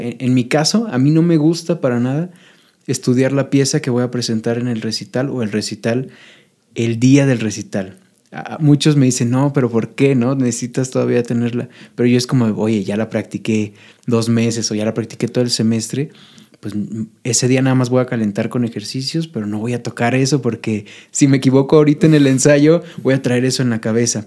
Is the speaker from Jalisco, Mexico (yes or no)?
no; Michoacán, Mexico; now in Puebla, Mexico; yo soy michoacano y siempre le estoy tirando flores a mi, a mi tierra